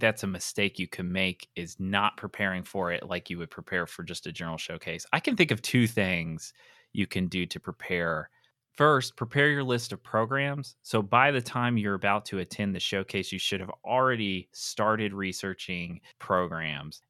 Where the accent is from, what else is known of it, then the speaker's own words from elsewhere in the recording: Pennsylvania, United States; that is my home state